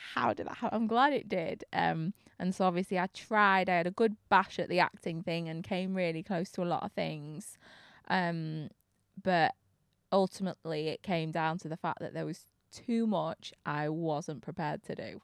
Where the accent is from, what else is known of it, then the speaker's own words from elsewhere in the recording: Manchester, North West England, United Kingdom; from Manchester